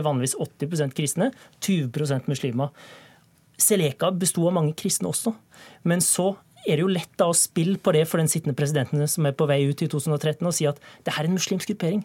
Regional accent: Norway; jeg ikke er fransk, og at jeg er norsk

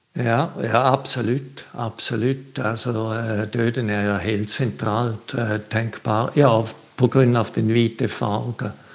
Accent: Switzerland; now in Bø, Norway; jeg er fra Sveits.

